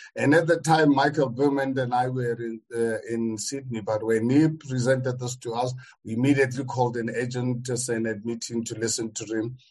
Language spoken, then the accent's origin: English; South Africa; as a South African